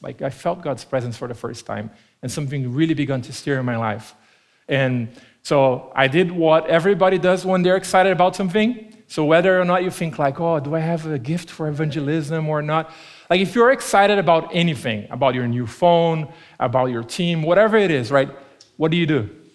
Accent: Brazil; first language Portuguese; English is a second language; moved away as an adult; now in Tempe, United States; growing up in Brazil, uh, when I was a kid

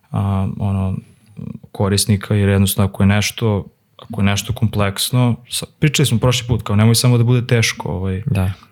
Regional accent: Serbia; kod nas u Srbiji

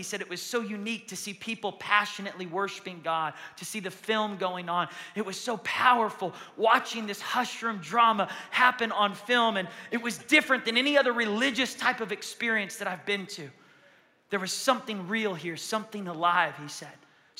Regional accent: Yemen; born there; I'm a Muslim. I was born in Yemen. My whole family are Muslims.

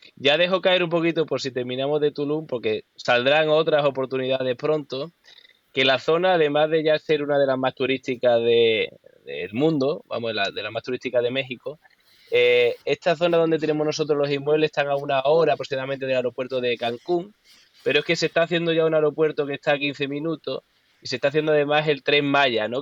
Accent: Huelva, Andalusia, Spain; soy de Huelva

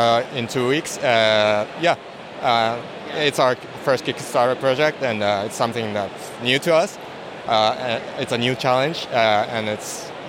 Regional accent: Tokyo, Japan; Tokyo, Japan.

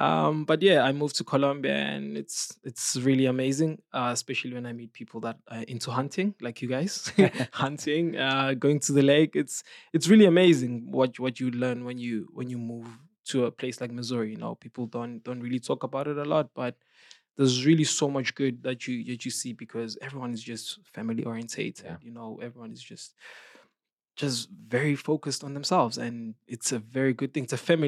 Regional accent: Johannesburg, Gauteng, South Africa; So I'm from South Africa, Johannesburg. I grew up in the city. I'm a city guy.

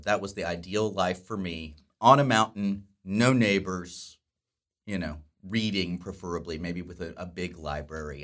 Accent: Dallas-Fort Worth area, Texas, United States; I grew up here in the Dallas-Fort Worth area

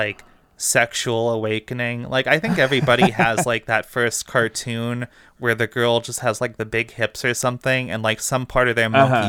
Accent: Romania; I don't know, like I'm Romanian, so I'm not like from Turkey.

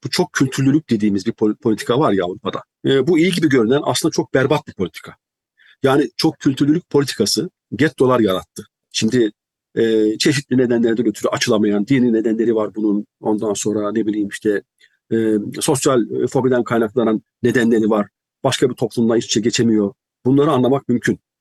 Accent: Turkey; moved away as an adult; also born or lived in United Kingdom; Türkiye'den ne aldıysam, ne götürdüysem onu götürdüm

